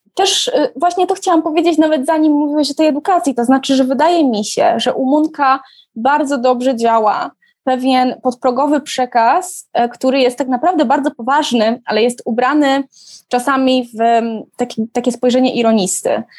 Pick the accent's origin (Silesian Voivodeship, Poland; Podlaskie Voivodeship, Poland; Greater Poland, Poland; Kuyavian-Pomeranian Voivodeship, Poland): Silesian Voivodeship, Poland; Katowice; ja się wychowałam dokładnie na tym osiedlu. Widać moje bloki w filmie